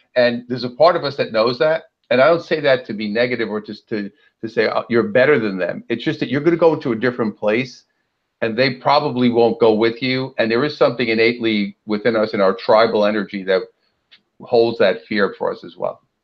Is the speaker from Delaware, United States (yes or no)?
no; New York City, New York, United States; now in Southern California, United States; Well, I'm originally from uh, Brooklyn, New York, and now I live out here in sunny Southern California.